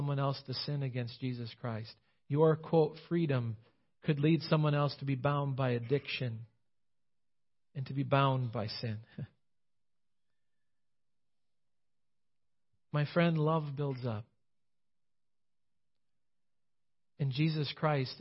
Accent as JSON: {"language": "English", "country": "United States"}